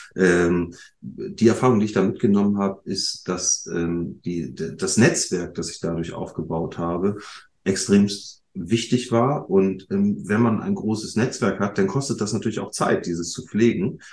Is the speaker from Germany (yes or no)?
yes; Bremen, Germany; als Bremer